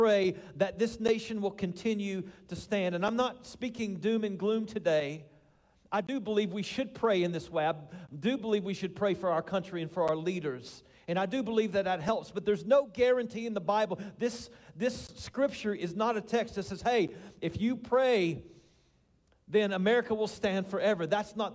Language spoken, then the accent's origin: English; Winchester, Kentucky, United States; moved away; also born or lived in Colorado; I grew up in the same house on Carolina Avenue in Winchester